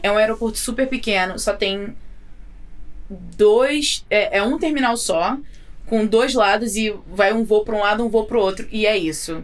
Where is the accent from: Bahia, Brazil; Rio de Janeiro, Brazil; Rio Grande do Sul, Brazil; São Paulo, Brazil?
Rio de Janeiro, Brazil; Belford Roxo; moved away as an adult; now in United States; eu sou de, da Baixada Fluminense, no Rio de Janeiro. Uhum. Sou de Belfor Roxo.